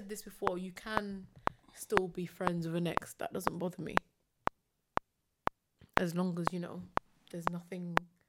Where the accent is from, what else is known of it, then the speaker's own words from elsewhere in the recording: Slough, South East England, United Kingdom; And I'm from Slough.